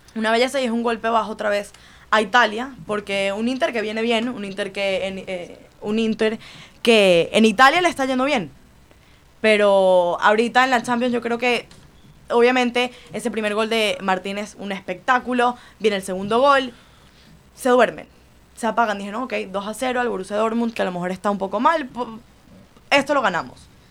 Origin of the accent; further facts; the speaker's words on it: Venezuela; now in Miami, United States; yo soy venezolana, pero mitad de mi vida la viví aquí